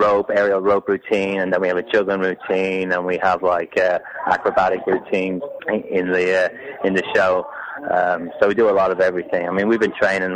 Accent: Ireland; I'm Irish.

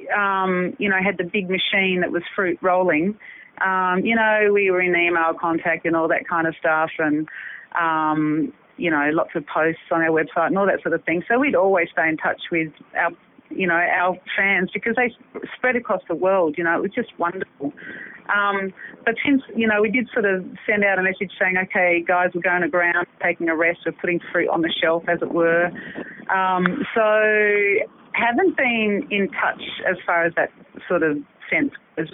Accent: Sydney, New South Wales, Australia; now in Adelaide, Australia; No, I came over from Sydney.

